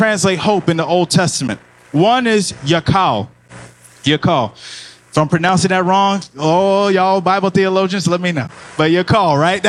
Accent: Miami, Florida, United States; now in Georgia, United States; I'm originally from Miami, so when I came here to Georgia

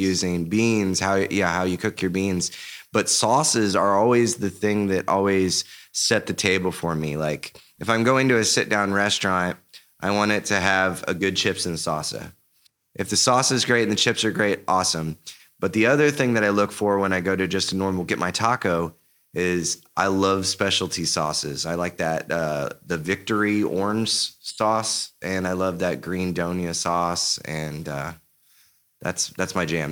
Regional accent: Blue Springs, Missouri, United States; I was raised in Blue Springs, Missouri

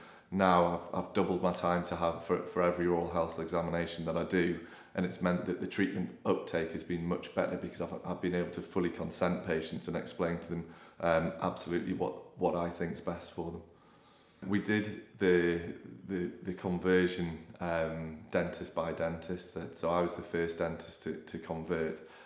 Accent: Newcastle upon Tyne, North East England, United Kingdom; also born or lived in Sheffield; then came back home. I'm from Newcastle originally

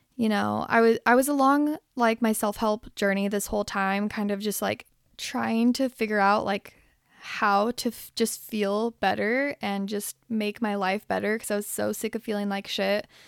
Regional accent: Salt Lake City, Utah, United States; now in Los Angeles, United States; I was born here in Los Angeles, and then when I was eight, I moved to Salt Lake City, Utah, and that is where I did my growing up.

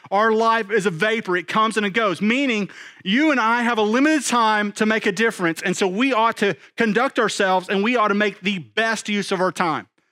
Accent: East Texas, United States; I'm from East Texas

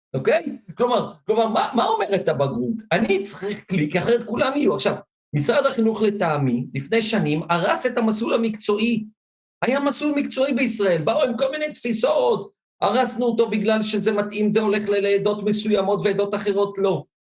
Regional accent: Ashdod, Southern District, Israel; now in Givatayim, Israel; גדלתי באשדוד

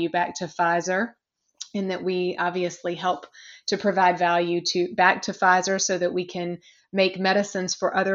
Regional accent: a very small town in South Carolina, United States; now in New York, United States; though I'm a New Yorker now, I am originally from a very small town in South Carolina

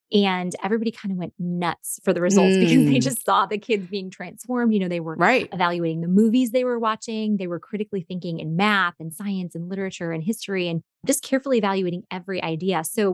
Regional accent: New York, United States; moved away as an adult; also born or lived in Chicago area / southern United States; now in United States (South); I'm originally from New York, grew up there, and then taught in a Christian school just outside of Chicago for a decade, and now live in the southern part of the United States.

